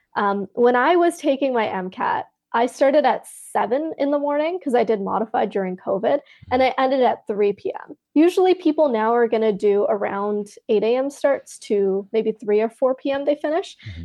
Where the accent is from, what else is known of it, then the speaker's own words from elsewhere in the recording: Canada; So I'm Canadian, I'm in Canada